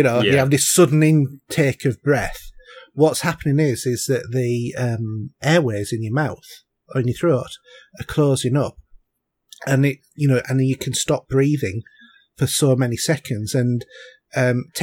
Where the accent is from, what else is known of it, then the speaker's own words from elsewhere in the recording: Yorkshire and the Humber, United Kingdom; I come from North Yorkshire